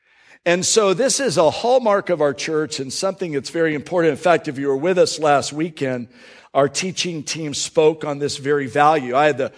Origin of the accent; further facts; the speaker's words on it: Jacksonville, Florida, United States; also born or lived in Tampa / Bradenton / Palm Beach County; And I was born in Jacksonville, and I lived for a time in Tampa. I lived for a time in Bradenton. And then in 1978, we moved over to Palm Beach County.